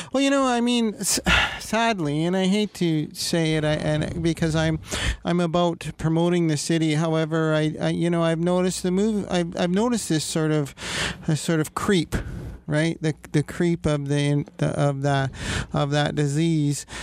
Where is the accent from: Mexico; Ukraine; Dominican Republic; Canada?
Canada; Toronto, Ontario; moved away; We're both Toronto boys